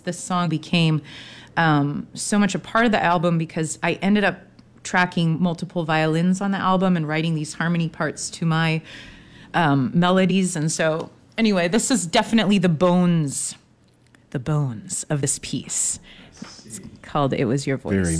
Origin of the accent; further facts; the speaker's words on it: Eugene, Oregon, United States; also born or lived in Manzanita, Oregon; now in Portland, United States; I grew up in Eugene.